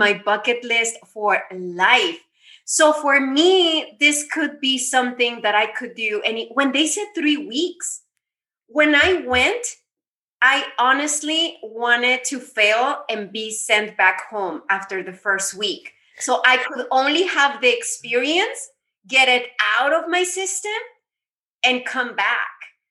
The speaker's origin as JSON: {"language": "English", "country": "United States", "tie": "born or raised there", "said": "I was born here in the States, so I am Mexican, but I mean, I'm a US citizen"}